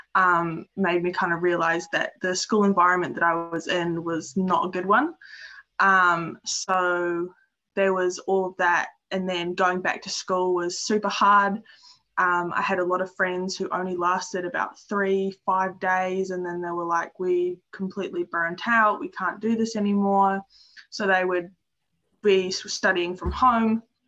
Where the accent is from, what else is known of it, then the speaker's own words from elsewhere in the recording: Dunedin, Otago, New Zealand; moved away as an adult; now in Stewart Island, New Zealand; I'm from Dunedin and I grew up there, but I'm currently living in Stewart Island